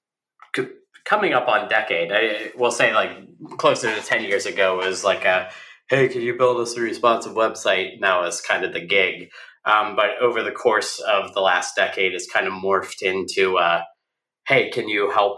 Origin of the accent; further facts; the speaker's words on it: Oil City, Pennsylvania, United States; now in Pittsburgh, United States; I grew up north of Pittsburgh, a town called Oil City, Pennsylvania